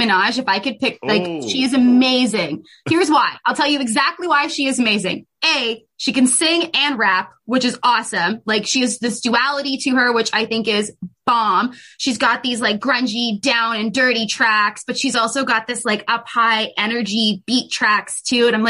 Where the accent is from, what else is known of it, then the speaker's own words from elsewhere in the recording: Canada; So I grew up, I was born in Canada and raised in Canada